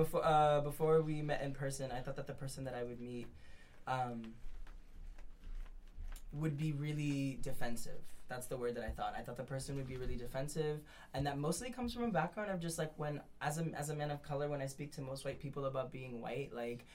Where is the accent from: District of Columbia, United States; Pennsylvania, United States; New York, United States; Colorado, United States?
New York, United States; New York City; I grew up in Brownsville. I grew up in like Southside Jamaica, Queens. So like I know what it, and I'm like a small framed, light skinned Latino who's gay